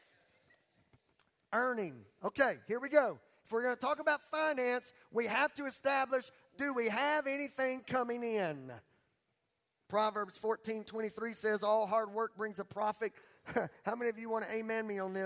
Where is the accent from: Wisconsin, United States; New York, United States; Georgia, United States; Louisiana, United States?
Louisiana, United States; Beauregard Parish; I'm from Beauregard, Paris, Louisiana